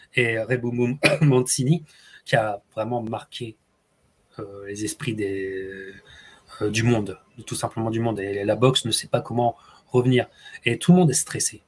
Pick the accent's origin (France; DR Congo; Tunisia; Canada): France; en tant que Français